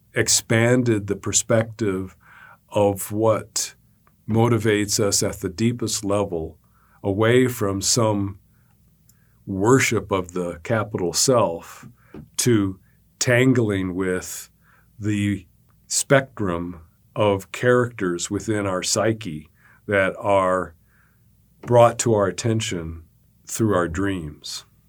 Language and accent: English; Montana, United States; I'm from Montana